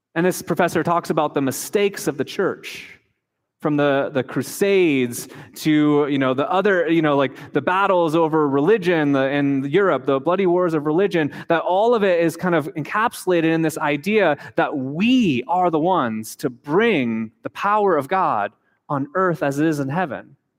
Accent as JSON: {"language": "English", "country": "United States", "tie": "born or raised there", "also_born_or_lived": "Japan", "moved": "as an adult", "said": "we grew up in the United States"}